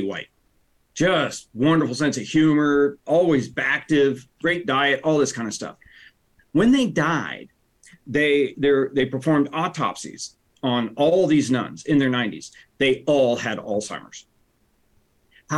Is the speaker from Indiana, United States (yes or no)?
no; Central Ohio, United States; also born or lived in Reynoldsburg, Ohio; born and raised in Central Ohio